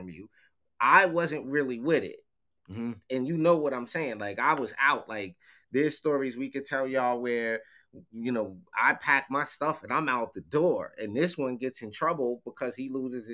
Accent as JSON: {"language": "English", "town": "Mount Vernon", "region": "New York", "country": "United States", "tie": "born or raised there"}